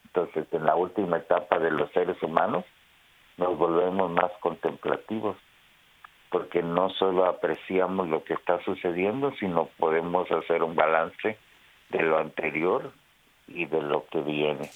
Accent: Guatemala; en mi país de Guatemala

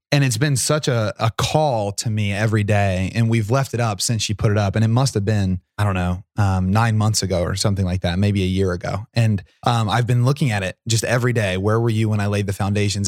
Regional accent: Portsmouth, Ohio, United States; Portsmouth's my hometown

